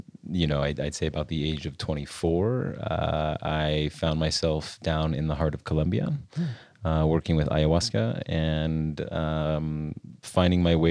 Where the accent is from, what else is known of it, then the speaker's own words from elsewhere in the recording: just outside of Salt Lake City, Utah, United States; I grew up here in Utah, just outside of Salt Lake City.